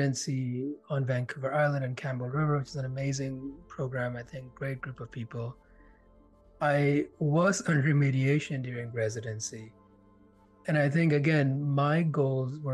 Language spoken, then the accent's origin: English; India; now in Canada; I grew up in India. And I remember when we moved here, the four of us left, and here being Canada